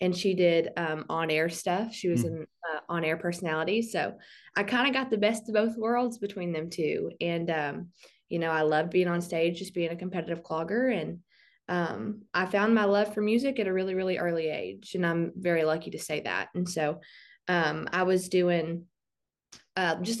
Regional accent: Southeast Oklahoma, United States; I'm from Southeast Oklahoma. I live probably about 90 miles from Dallas, and I live in the Durant area

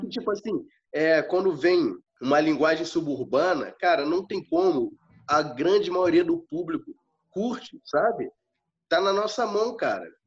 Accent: Rio de Janeiro, Brazil; eu passei minha infância toda ali na Henrique Martins

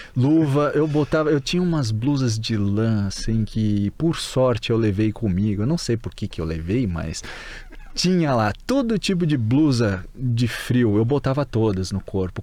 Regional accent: Brazil; moved away as an adult; also born or lived in Tallahassee, Florida / South Florida; now in Liverpool, United Kingdom; Enquanto a gente estava no Brasil

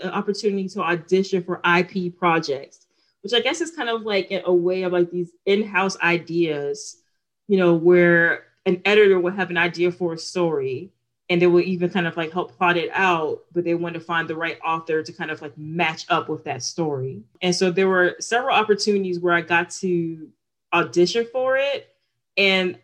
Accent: Newport News, Virginia, United States; also born or lived in California; my experience of growing up in Newport News

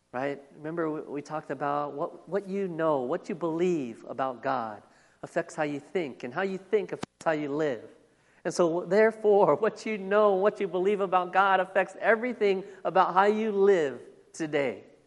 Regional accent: Phoenix, Arizona, United States; I was born here in the United States, born here in Phoenix, Arizona. And I've lived here all of my life, all 43 years of it

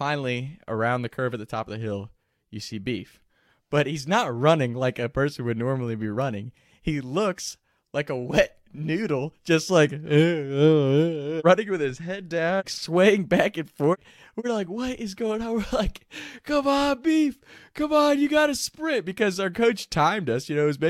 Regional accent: Kentucky, United States; we're from Kentucky, so it's really hilly area.

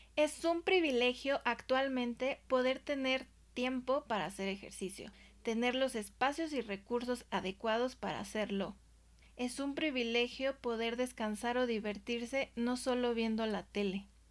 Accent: Mexico; yo soy de México

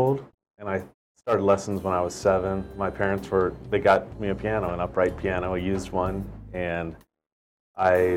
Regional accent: right outside of Baltimore, Maryland, United States; moved away as an adult; also born or lived in San Francisco; now in Hawaii, United States; Originally from Maryland, right outside of Baltimore.

